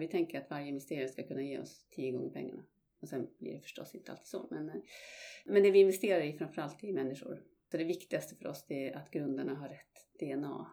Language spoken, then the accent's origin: Swedish; Malmberget, Norrbotten County, Sweden; moved away as an adult; also born or lived in London; jag är född och uppvuxen i, i Malmberget i norraste Sverige